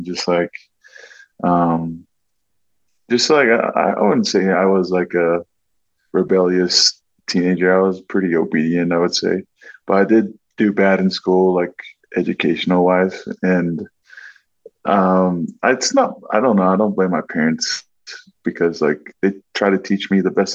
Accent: Anaheim, California, United States; moved away as an adult; also born or lived in Pago Pago, American Samoa; now in Utah, United States; the rest of my life, I was raised in Southern California, in Anaheim and Riverside

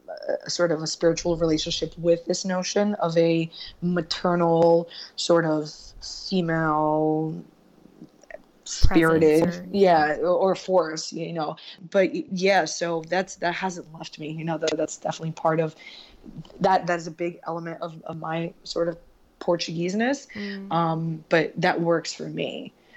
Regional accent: Newark, New Jersey, United States; now in Union, United States; No, I lived in Newark. I moved to Union 6 years ago.

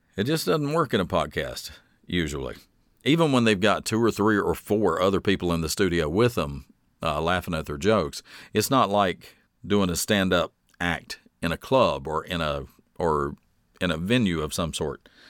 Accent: the South, United States; born and raised in the South, we have a very rich storytelling tradition in the South

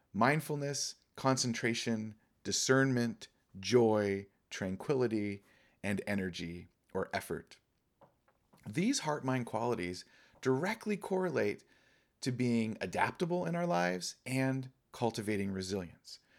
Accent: Laguna Beach, California, United States; now in Pacific Northwest, United States; I was born and raised in Orange County, and I was born and raised in Laguna, down by the coast

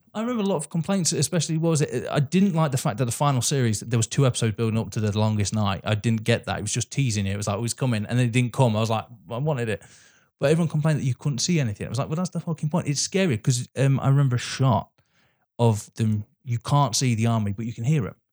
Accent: England, United Kingdom; As an English person

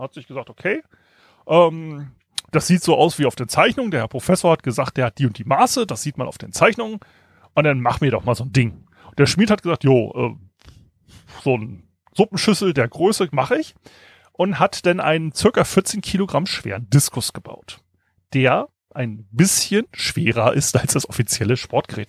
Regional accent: Kiel, Schleswig-Holstein, Germany; ich als Kieler

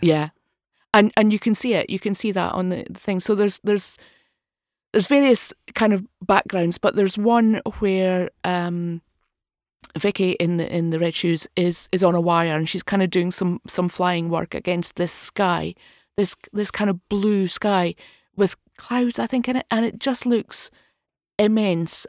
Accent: Dundee, Scotland, United Kingdom; I'm from Dundee

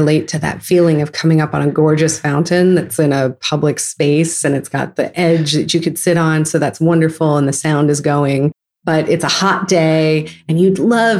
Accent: San Francisco Bay Area, California, United States; growing up in the San Francisco Bay Area

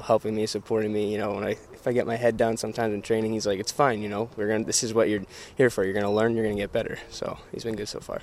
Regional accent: New Jersey, United States; moved away; also born or lived in Connecticut; back in my home state

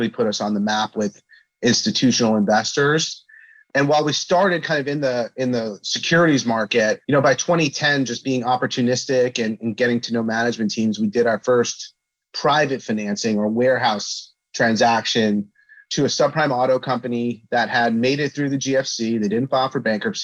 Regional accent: Flanders, New Jersey, United States; also born or lived in Brooklyn, New York; So I was born in Brooklyn, New York, but moved quickly thereafter to a small town in New Jersey called Flanders.

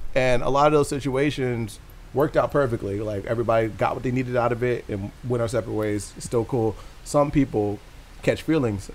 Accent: New Jersey, United States; I grew up in North Jersey

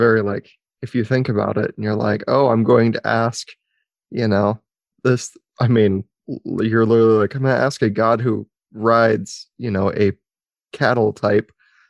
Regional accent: United States; the American culture that we have

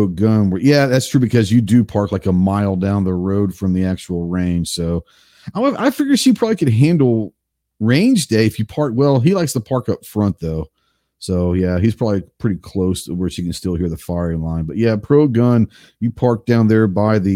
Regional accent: Dallas, Texas, United States; I grew up in Dallas

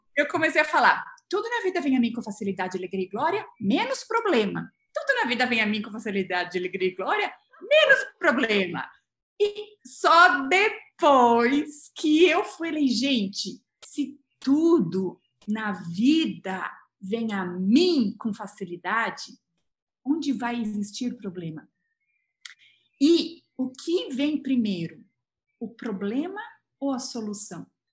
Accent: Brazil; moved away as an adult; also born or lived in England; eu sou brasileira

